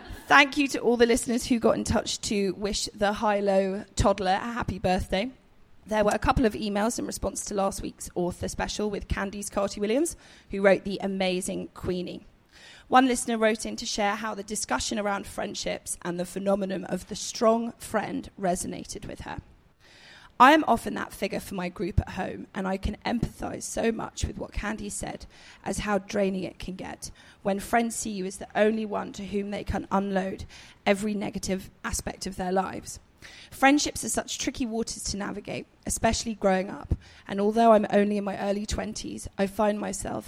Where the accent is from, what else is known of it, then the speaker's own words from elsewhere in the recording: England, United Kingdom; being English